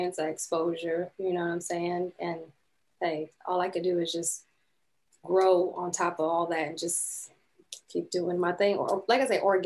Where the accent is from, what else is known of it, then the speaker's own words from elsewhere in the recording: Tampa, Florida, United States; also born or lived in Canada; now in Orlando, United States; I grew up in Tampa, and basically I moved here when I was like in the 11th grade year of high school